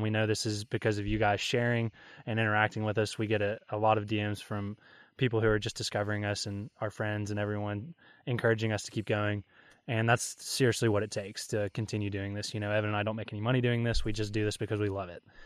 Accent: Kentucky, United States; I'm born and raised in Kentucky

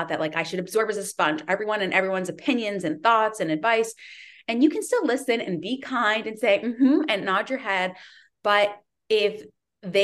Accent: Connecticut, United States; also born or lived in Midwest / Northern California; now in California, United States; I am from Connecticut

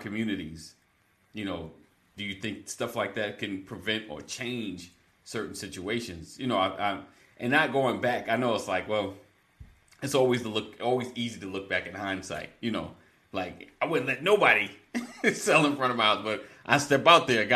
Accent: New York, United States; growing up in New York

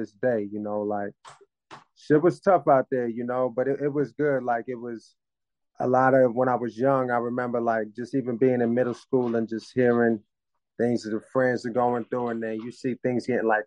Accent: Jacksonville, Florida, United States; also born or lived in Cambridge, Massachusetts; now in Louisville, United States; I'm originally from Cambridge, Massachusetts. Grew up in Jacksonville, Florida. Currently in Louisville, Kentucky

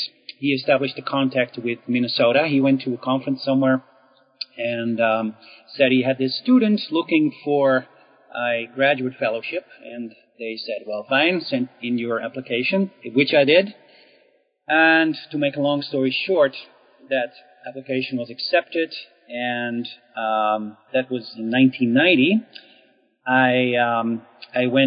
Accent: Netherlands; moved away; I was born in the Netherlands, so I got my initial education there

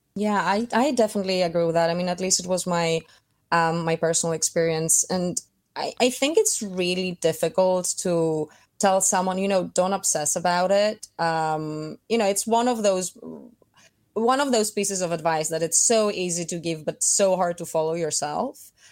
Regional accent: Athens, Attica, Greece; moved away as an adult; also born or lived in Saint Petersburg, Russia / Milan, Italy; I was born in Saint Petersburg, but we very quickly moved to Athens, which is, um, where I grew up.

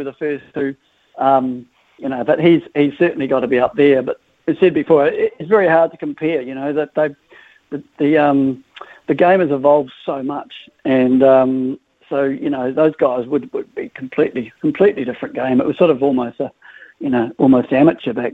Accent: New Zealand; accent: New Zealand; also born or lived in Liverpool; I came out here when I was young, so... So I'm a Kiwi

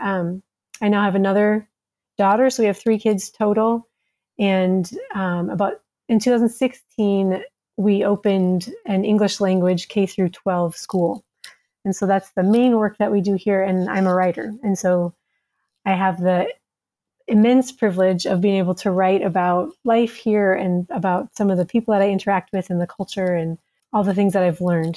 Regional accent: Minnesota, United States; moved away as an adult; also born or lived in Somalia; now in Djibouti, Djibouti; I'm an American. I'm from Minnesota

